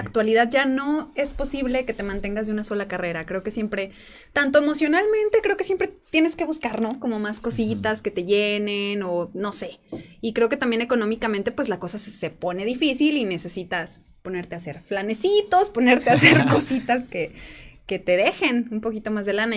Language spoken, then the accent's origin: Spanish; San Juan de los Lagos, Jalisco, Mexico; moved away as an adult; also born or lived in Puerto Vallarta; Yo planeaba regresar a San Juan de los Lagos